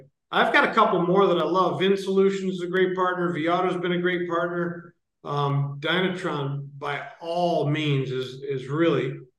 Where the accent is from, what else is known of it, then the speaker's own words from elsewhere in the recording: Ohio, United States; born there; also born or lived in Michigan / Florida / North Carolina; now in San Francisco, United States; I was born in Ohio, lived in Michigan, lived in Florida, lived in North Carolina, and now I'm out here.